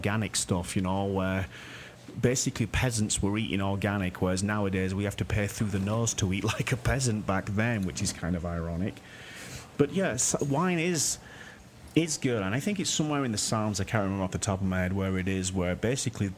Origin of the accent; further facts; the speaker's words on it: Yorkshire and the Humber, United Kingdom; from Yorkshire. My hometown right there